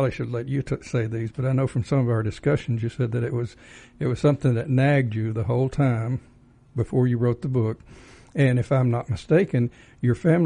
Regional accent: Texas, United States; accent: Texas drawl; moved away as an adult; now in Georgia, United States; I was raised in Texas.

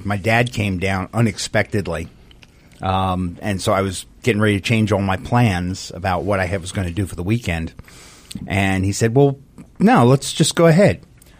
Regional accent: Long Island, New York, United States; moved away as an adult; now in Georgia, United States; I grew up in New York, actually on Long Island, South Shore.

